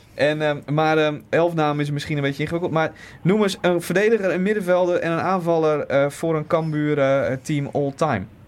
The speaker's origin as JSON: {"language": "Dutch", "region": "Groningen", "country": "Netherlands", "said": "kom ik uit Groningen."}